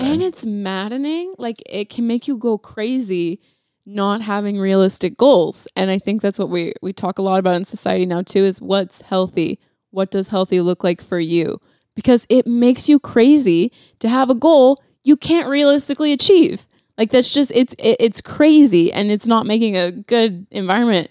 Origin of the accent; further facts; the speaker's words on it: Calgary, Alberta, Canada; also born or lived in Saskatchewan; I grew up in Calgary, so winter was, like, a whole thing